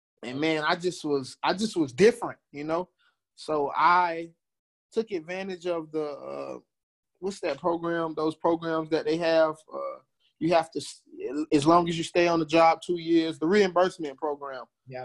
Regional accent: Fort Lauderdale, Florida, United States; moved away as an adult; also born or lived in Dallas, Texas; now in Houston, United States; I am from Fort Lauderdale, Florida. Came out to Texas to play football

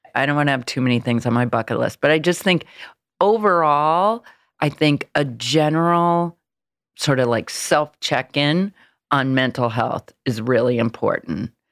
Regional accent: Illinois, United States; now in New York, United States; I'm from Illinois, I'm from a small town

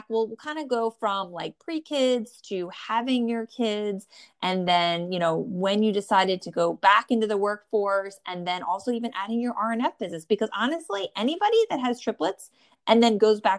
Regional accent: New Jersey, United States; born or raised there

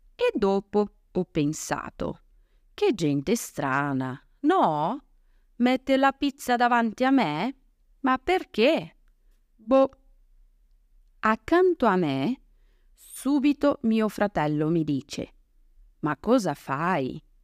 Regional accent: Brazil; Italian is a second language; now in Italy; come brasiliana

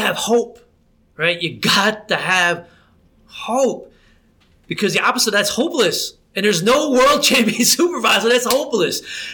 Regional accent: New Jersey, United States; moved away as an adult; I grew up in New Jersey

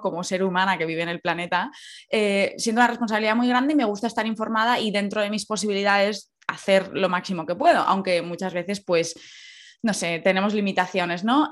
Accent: Valencia, Valencian Community, Spain; also born or lived in La Cañada; yo soy de, Valencia Centro de toda la vida. De pequeña sí que viví en La Cañada

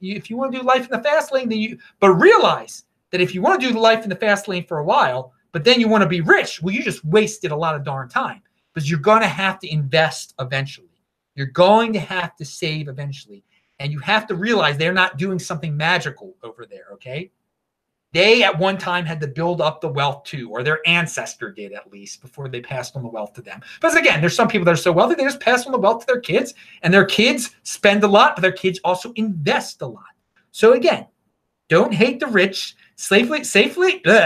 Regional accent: United States; I'm an American citizen. I'm going back to America

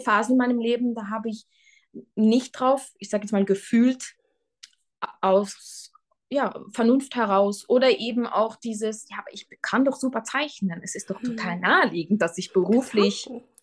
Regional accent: Luxembourg; moved away as an adult; also born or lived in Switzerland / Tyrol, Austria; Ich äh, bin gebürtige Luxemburgerin

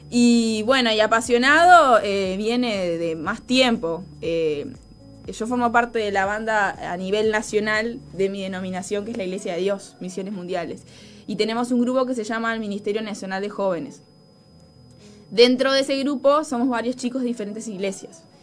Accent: Montevideo, Uruguay; tengo 24, soy de acá de Uruguay, de Montevideo. bueno, soy cristiana, aparte de que mis padres son pastores.

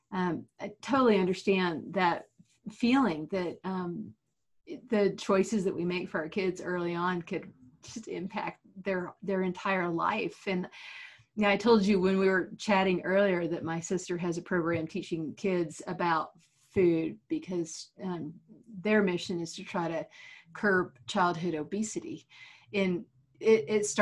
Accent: Texas, United States; I grew up in Texas where speaking Spanish was very useful.

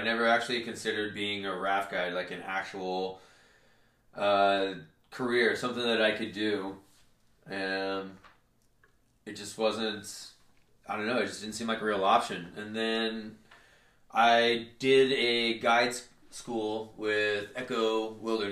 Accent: Cave Junction, Oregon, United States; now in Grants Pass, United States; I grew up in a really small town called Cave Junction. It is located in southern Oregon

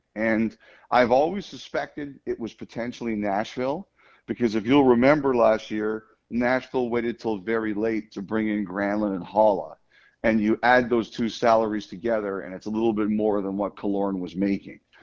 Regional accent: Toronto, Ontario, Canada; I grew up in Toronto

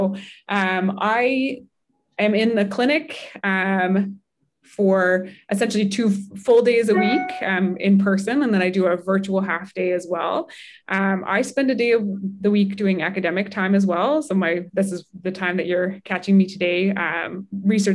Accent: Halifax, Nova Scotia, Canada; also born or lived in Toronto, Canada / Salt Lake City, United States; I'm from Halifax and Dartmouth and went to Toronto to do that first degree.

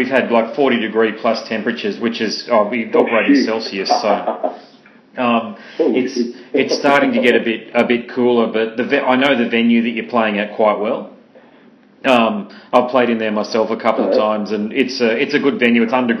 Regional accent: Brisbane, Queensland, Australia; I'm from Brisbane in Queensland, Australia.

